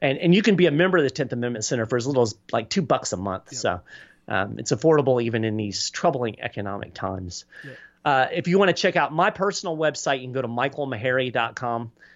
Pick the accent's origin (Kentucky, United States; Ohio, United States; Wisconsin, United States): Kentucky, United States; Lexington; moved away as an adult; also born or lived in Florida; now in Nassau County, Florida, United States; I grew up in Lexington, Kentucky